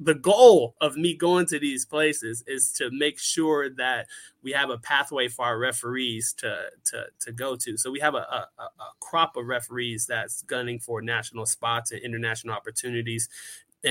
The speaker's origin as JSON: {"language": "English", "country": "United States", "said": "I'm an American here."}